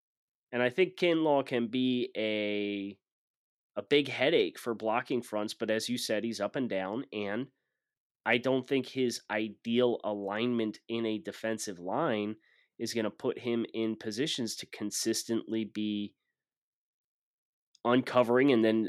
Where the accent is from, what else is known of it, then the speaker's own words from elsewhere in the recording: Northeast, United States; I'm just like, oh, sorry, I'm from the Northeast.